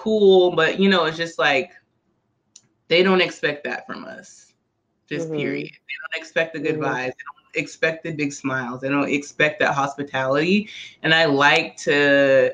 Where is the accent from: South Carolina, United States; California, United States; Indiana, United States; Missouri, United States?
South Carolina, United States; Charleston; because we're both from Charleston